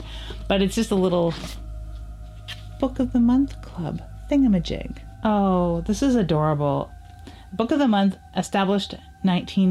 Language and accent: English; Canada; as a Canadian